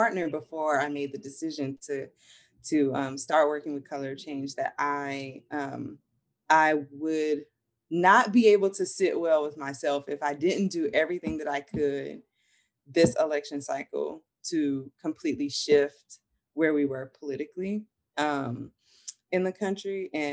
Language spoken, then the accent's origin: English; North Carolina, United States; moved away as an adult; now in New Orleans, United States; I'm from North Carolina originally, but I do have family ties in New Orleans as well.